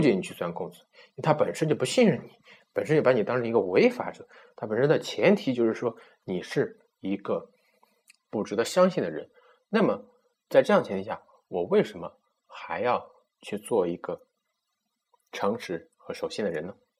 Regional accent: China; 我们中国人

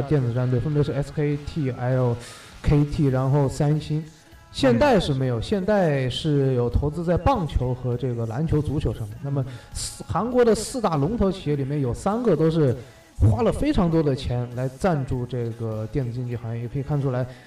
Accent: Wuhan, Hubei, China; moved away; also born or lived in South Korea; 我们武汉人

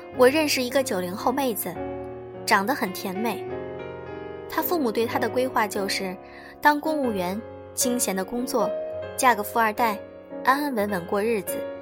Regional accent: China; 只有我们中国人懂没有房子是一种多么惨烈的感觉

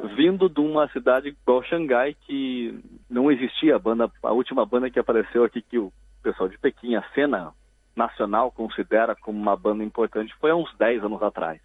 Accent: Curitiba, Paraná, Brazil; moved away as an adult; eu sou de Curitiba, então lá eu toquei em cerca de umas três ou quatro bandas desse período dos 14 até eu me mudar para cá quando eu tinha uns 24 anos

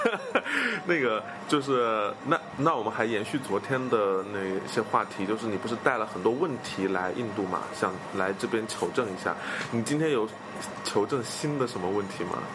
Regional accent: China; 我们中国人

